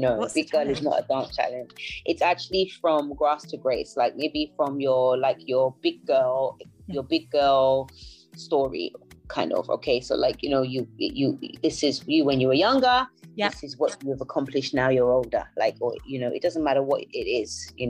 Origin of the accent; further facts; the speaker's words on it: Nigeria; I'm an African, and I'm Nigerian more specifically.